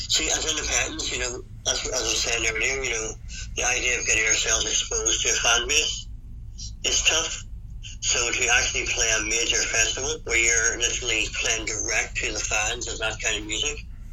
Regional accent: Northern Ireland, United Kingdom; kind of being Irish, Northern Irish

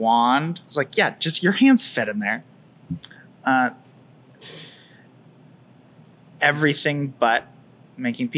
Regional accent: San Diego, California, United States; also born or lived in Merced, California; I grew up in La Jolla.

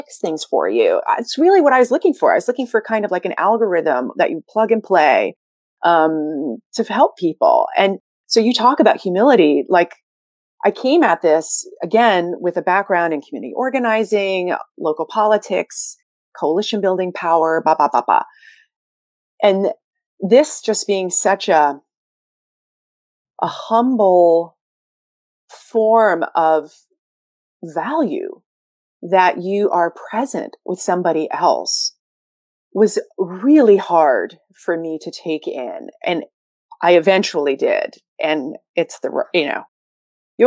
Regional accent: New York City, New York, United States; I'm a Sagittarius from Brooklyn

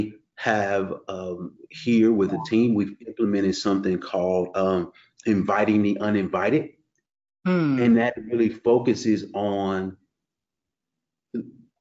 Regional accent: St. Louis, Missouri, United States; also born or lived in Queens, New York; now in Florida, United States; I grew up in the Midwest. I grew up in St. Louis

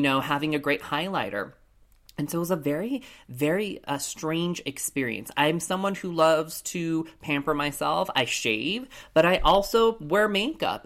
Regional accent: Colorado Springs, Colorado, United States; Growing up in Colorado Springs, Colorado, I was the only lone Asian person growing up in, in my school

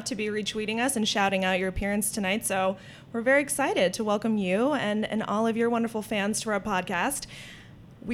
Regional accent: Pittsburgh, Pennsylvania, United States; I'm from the Pittsburgh area

